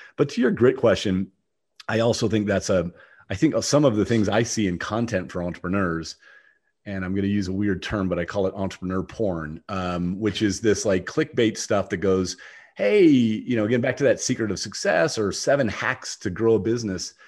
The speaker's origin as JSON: {"language": "English", "region": "Ohio", "country": "United States", "tie": "born or raised there", "also_born_or_lived": "Jackson", "moved": "as an adult", "lives_now": "Austin, United States", "said": "I grew up in Ohio. I don't, I used to live in Ohio. So I've escaped Ohio, but I'm, i go between Austin and Jackson"}